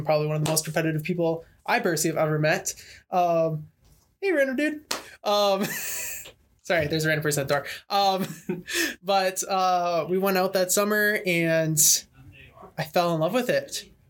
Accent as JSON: {"language": "English", "country": "Canada", "moved": "yes", "lives_now": "United States", "said": "I'm Canadian as well."}